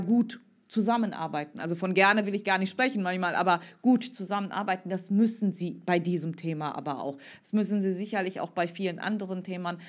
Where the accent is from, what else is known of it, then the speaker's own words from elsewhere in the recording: Cologne, North Rhine-Westphalia, Germany; als Kölnerin